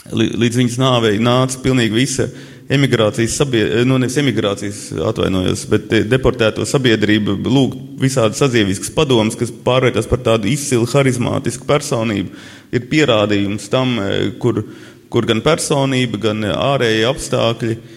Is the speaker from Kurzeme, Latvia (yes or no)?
no; Latgale, Latvia; es esmu latgalietis, man ir daudz savādāka mentalitāte